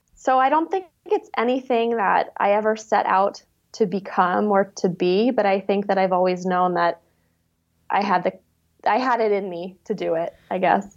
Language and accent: English; New England, United States; moved away; also born or lived in Alaska; I grew up in a little, uh, New England fishing and farming town